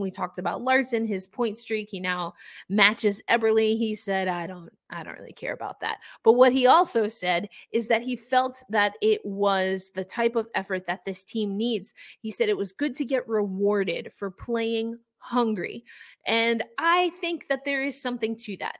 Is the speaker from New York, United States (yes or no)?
yes; New York, United States; I'm also from New York